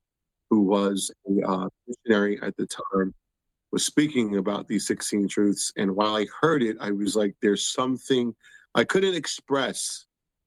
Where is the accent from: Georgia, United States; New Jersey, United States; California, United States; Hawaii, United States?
New Jersey, United States; Somerset; I grew up in Somerset, New Jersey, which I jokingly tell people was Pleasantville, USA